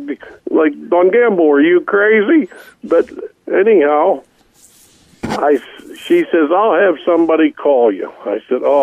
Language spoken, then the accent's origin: English; Monroeville, Pennsylvania, United States; we're from Pennsylvania, Pittsburgh, in a little town called Monroeville.